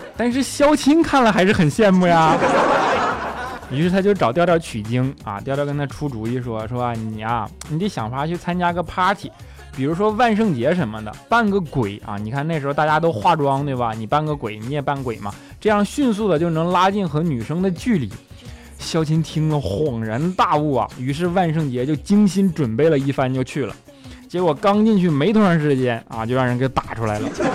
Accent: northern China, China; now in Shanghai, China; 我是一个北方人啊，即便来了上海这么多年了

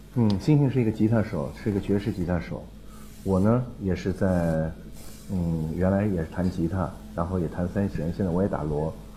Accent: China; 我们中国人的音乐当中

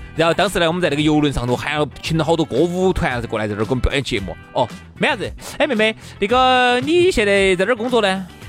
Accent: Sichuan, China; accent: Sichuanese; 我们四川话

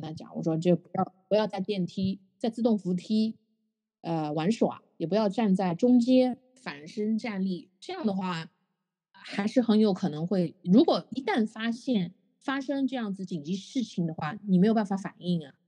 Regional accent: Shanghai, China; 我们上海话

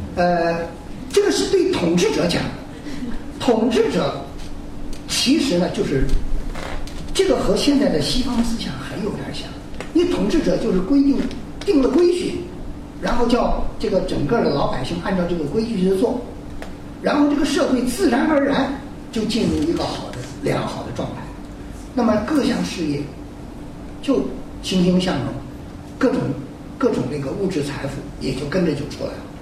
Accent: China; 我跟中国人一样，都，我是中国人嘛

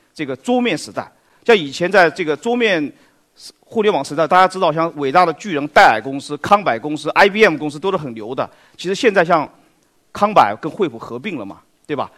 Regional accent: China; 大家知道食品安全一直是我们中国人非常关心的话题

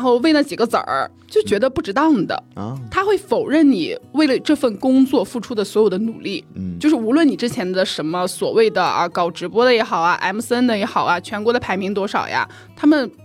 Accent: Shandong, China; moved away; 我们家乡的四件套儿啊哈就是山东人我们是过年一般会送油十，十斤鸡蛋啊

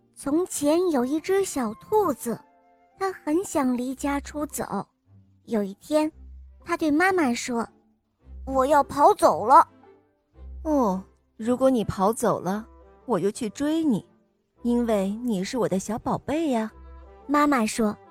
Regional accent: Shandong, China; 今年五岁了，我来自山东

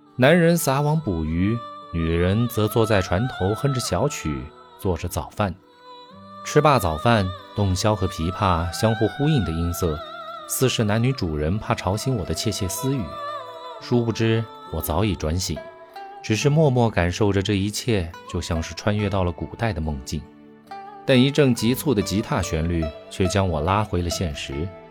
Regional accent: Yunnan, China; 我家乡云南

